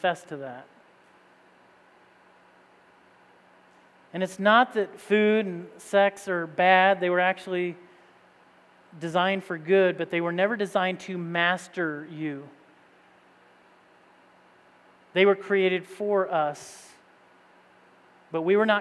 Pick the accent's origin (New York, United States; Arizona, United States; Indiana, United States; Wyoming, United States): Indiana, United States; moved away as an adult; also born or lived in East Tennessee; growing up in Indiana